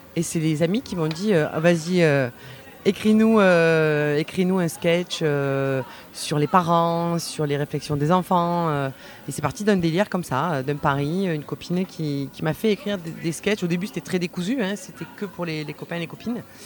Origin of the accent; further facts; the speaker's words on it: Vaucluse, Provence-Alpes-Côte d'Azur, France; je suis du Vaucluse